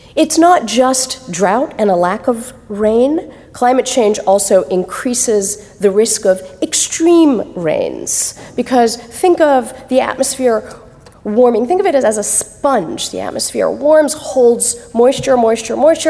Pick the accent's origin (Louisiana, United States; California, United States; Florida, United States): California, United States; also born or lived in Calcutta; California, which is my home state. I grew up in California